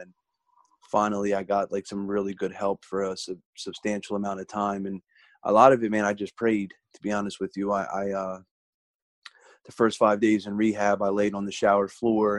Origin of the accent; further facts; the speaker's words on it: Delaware, United States; my home state of Delaware